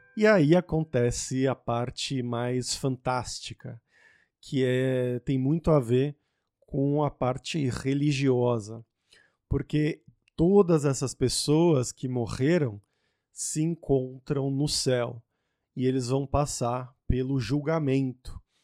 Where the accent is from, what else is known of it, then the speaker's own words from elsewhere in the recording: São Paulo, Brazil; eu, que sou de São Paulo